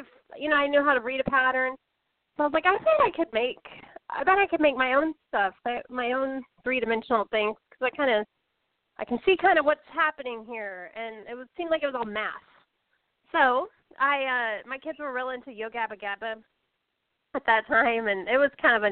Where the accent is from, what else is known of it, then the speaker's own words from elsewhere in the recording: Austin, Texas, United States; we're both from Austin